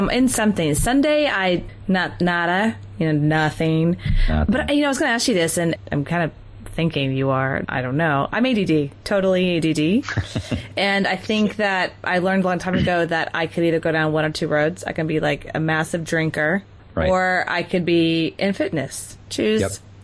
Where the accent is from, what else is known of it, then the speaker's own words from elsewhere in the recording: the South, United States; I grew up in the South